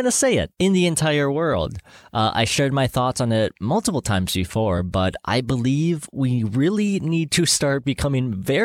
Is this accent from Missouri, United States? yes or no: no; Minnesota, United States; growing up in Minnesota, something we both share in common.